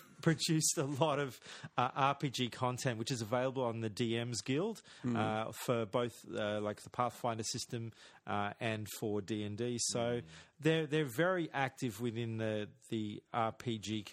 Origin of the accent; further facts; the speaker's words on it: Australia; we're Australian. I am anyway